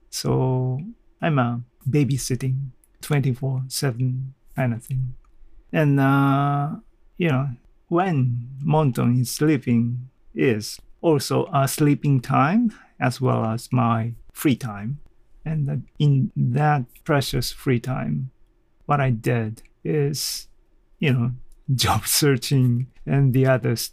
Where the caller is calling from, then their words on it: Kanazawa, Ishikawa, Japan; English is a second language; I'm talking from Kanazawa, Japan, to the world.